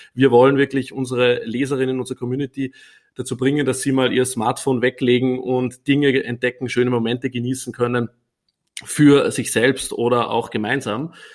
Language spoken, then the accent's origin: German; Upper Austria, Austria; accent: Austrian dialect; now in Vienna, Austria; ich bin ursprünglich nicht aus Wien, sondern aus Oberösterreich